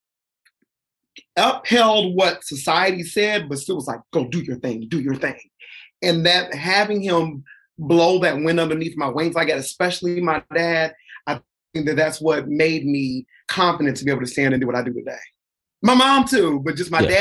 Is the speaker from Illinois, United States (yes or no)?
no; Columbus, Ohio, United States; coming from Columbus, Ohio.